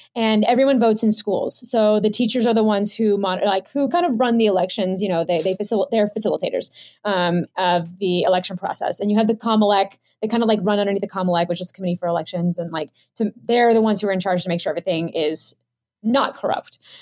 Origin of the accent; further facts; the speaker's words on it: United States; I'm a Filipino American